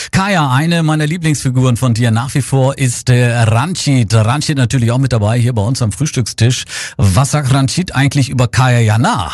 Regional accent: Germany; wir Deutschen

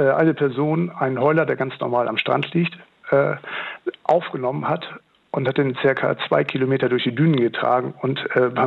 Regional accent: Lower Saxony, Germany; ich komme ursprünglich aus dem Stader Land und äh, bin da eben auch richtig ländlich aufgewachsen.

